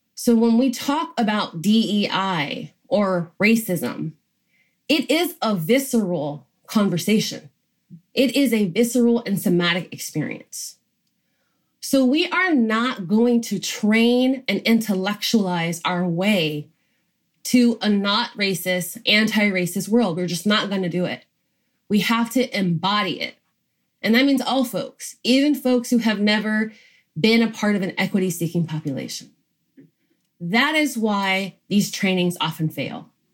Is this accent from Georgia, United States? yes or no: yes; Georgia, United States; I grew up in Georgia